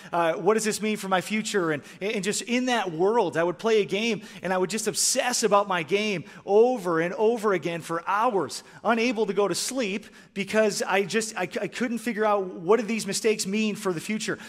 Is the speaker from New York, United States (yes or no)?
no; Michigan, United States; moved away; also born or lived in Canada; I grew up in Michigan, and I started playing hockey when I was four years old.